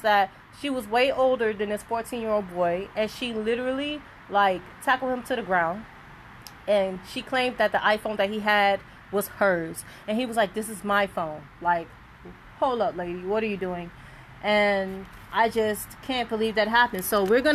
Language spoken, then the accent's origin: English; Miami, Florida, United States; I was born and raised in Overtown